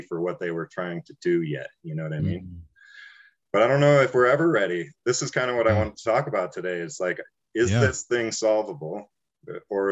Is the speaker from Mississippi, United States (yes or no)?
no; Taos, New Mexico, United States; growing up in Taos, I was a child of hippies